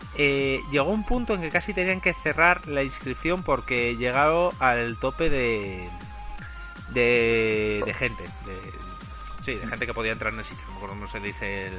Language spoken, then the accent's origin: Spanish; Spain; como español